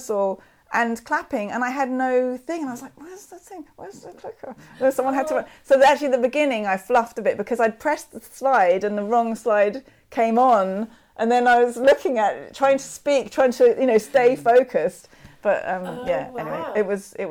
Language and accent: English; London, United Kingdom; I'm from London.